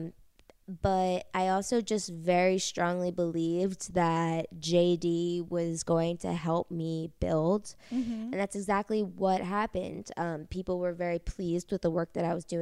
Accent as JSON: {"language": "English", "town": "New York City", "region": "New York", "country": "United States", "tie": "born or raised there", "said": "growing up in New York City"}